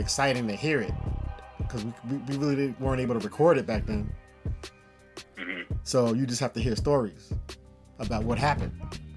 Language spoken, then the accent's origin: English; New Rochelle, New York, United States; also born or lived in Mount Vernon; I lived in New Rochelle and growing up in New Rochelle